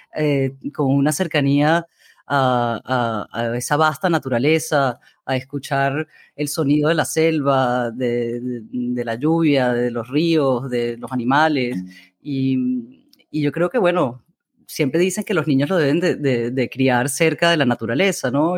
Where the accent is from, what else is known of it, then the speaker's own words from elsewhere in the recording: Amazonas, Venezuela; moved away; crecí en el Amazonas